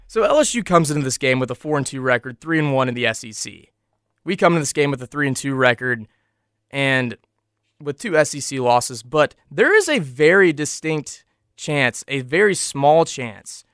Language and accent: English; Kentucky, United States; moved away; my hometown, Kentucky